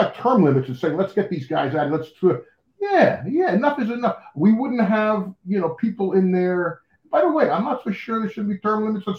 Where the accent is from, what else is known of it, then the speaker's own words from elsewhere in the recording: Union, New Jersey, United States; moved away; I grew up in New Jersey, Union, New Jersey.